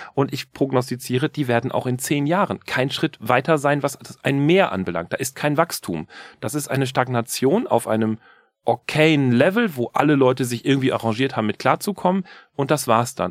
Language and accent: German; Germany; wir würden als Deutsche sagen